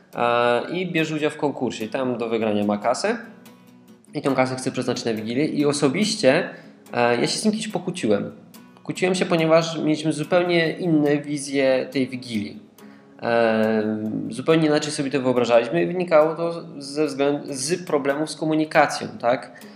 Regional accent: Katowice, Silesian Voivodeship, Poland; Ja jestem z dużego miasta, jestem z Katowic

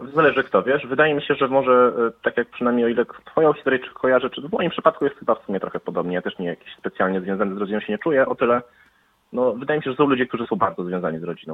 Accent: Lublin, Lublin Voivodeship, Poland; ja też jestem z Lublina

